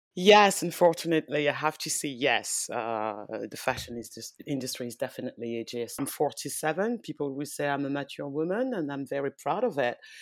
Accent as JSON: {"language": "English", "country": "France", "tie": "born or raised there", "also_born_or_lived": "West Africa (ancestry)", "moved": "yes", "lives_now": "London, United Kingdom", "said": "I was born in France. Um, I'm from, uh, I'm originally from West Africa. Well, my parents, because I was born in France."}